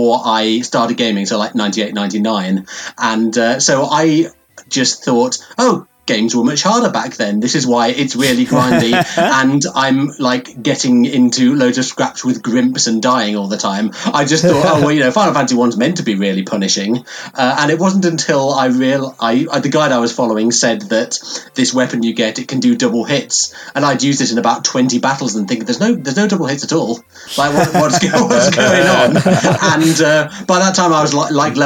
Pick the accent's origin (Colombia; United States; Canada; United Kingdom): United Kingdom; Leeds, Yorkshire and the Humber; I'm from Leeds in the north of England